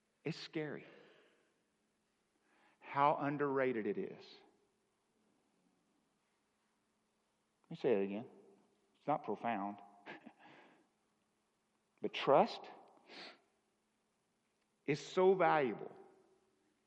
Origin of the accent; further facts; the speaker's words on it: the South, United States; Now, I'm from the South.